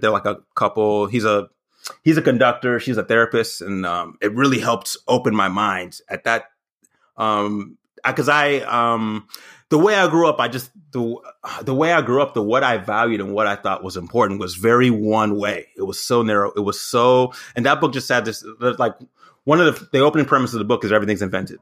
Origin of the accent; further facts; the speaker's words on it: the South, United States; moved away as an adult; also born or lived in Berwyn, Illinois / New York; I grew up in the South